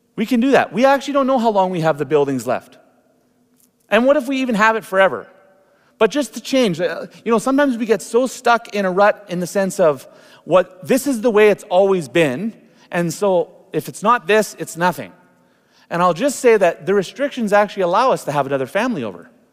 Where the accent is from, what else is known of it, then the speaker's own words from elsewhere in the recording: Canada; It's been wonderful being Canadian